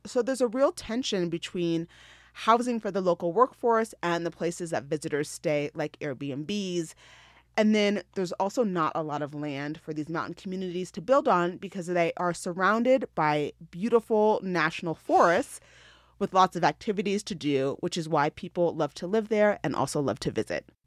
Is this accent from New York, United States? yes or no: no; Denver, Colorado, United States; moved away as an adult; Colorado is my home. I grew up in Denver